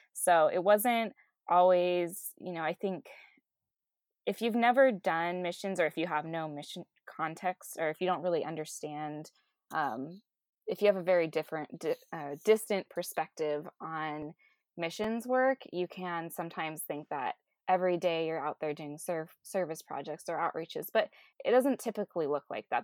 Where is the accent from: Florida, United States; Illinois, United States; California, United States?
California, United States; Southern; I grew up here in Southern California